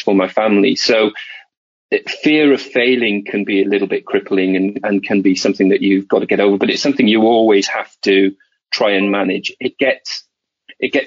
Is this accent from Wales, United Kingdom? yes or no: yes; Wales, United Kingdom; moved away as an adult; I moved away from Wales in my first job